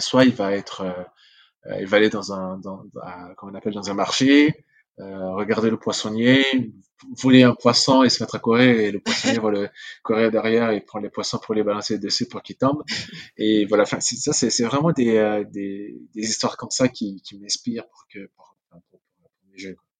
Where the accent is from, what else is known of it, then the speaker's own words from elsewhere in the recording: Central African Republic; first language Sango; French is a second language; now in France; ma langue natale, ma langue maternelle, le sango